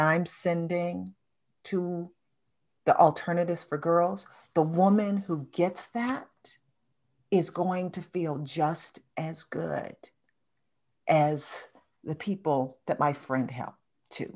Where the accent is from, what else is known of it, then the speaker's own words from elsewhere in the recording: Detroit, Michigan, United States; my hometown, Detroit